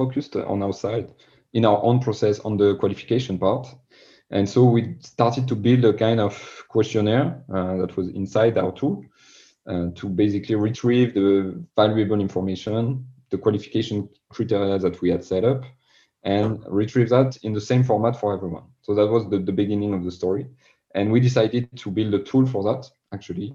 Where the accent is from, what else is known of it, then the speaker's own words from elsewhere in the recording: France; accent: French; English is a second language; my French accent